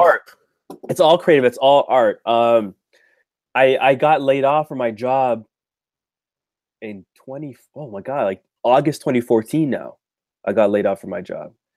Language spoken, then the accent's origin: English; Toronto, Ontario, Canada; I'm from Toronto, Canada